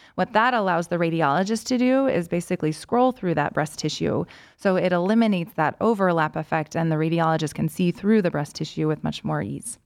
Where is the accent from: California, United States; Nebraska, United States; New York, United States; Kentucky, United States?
Kentucky, United States; Lexington; moved away as an adult; also born or lived in Washington, D.C. / Chicago; now in Cleveland, United States; I'm originally from Lexington, Kentucky. Um, lived there through high school